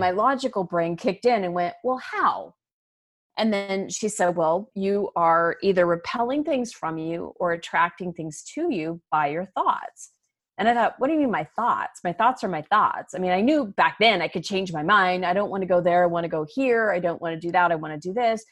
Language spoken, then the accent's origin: English; Arizona, United States; moved away as an adult; also born or lived in Chicago; I was born and raised in Arizona, I moved to Chicago after college